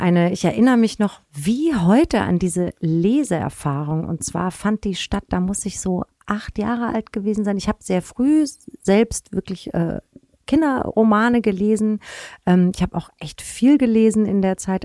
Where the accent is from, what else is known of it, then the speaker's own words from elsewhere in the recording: Hanau, Hesse, Germany; moved away as an adult; now in Hamburg, Germany; Ich bin im Spessart aufgewachsen